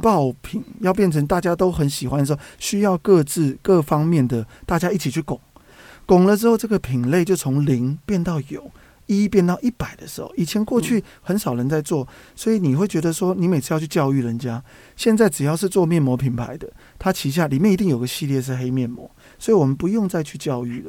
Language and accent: Chinese; Taipei, Taiwan; also born or lived in Tainan; 我那时候在台南工作，我是台北人